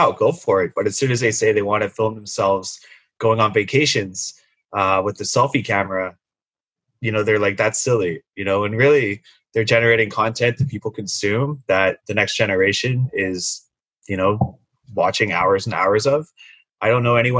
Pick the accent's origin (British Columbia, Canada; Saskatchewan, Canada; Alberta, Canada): British Columbia, Canada; Sunshine Coast; now in Vancouver, Canada; growing up on the Sunshine Coast, my parents were both telecommuters